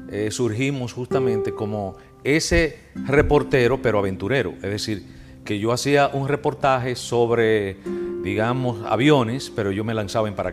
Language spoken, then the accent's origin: Spanish; Jánico, Santiago, Dominican Republic; yo soy de Jánico. Eh, oh. Sí, yo soy de Jánico, San José de las Matas.